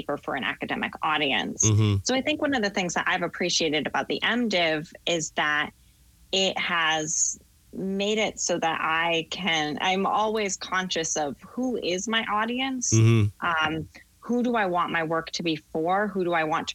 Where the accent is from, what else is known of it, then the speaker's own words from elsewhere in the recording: Portland, Maine, United States; moved away as an adult; also born or lived in Massachusetts / Connecticut; now in New Haven, United States; I grew up in Portland, Maine